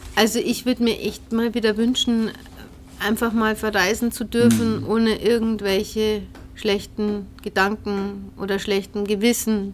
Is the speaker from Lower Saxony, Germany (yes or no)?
no; Ingolstadt, Bavaria, Germany; also born or lived in Abensberg area, Bavaria; ich bin in Ingolstadt geboren, äh, bin mit neun aber dann weggezogen mhm. Richtung Münster